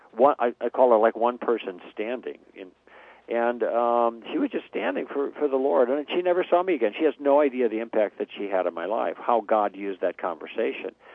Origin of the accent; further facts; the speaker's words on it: Chicago, Illinois, United States; moved away as an adult; also born or lived in Los Angeles; we grew up in Chicago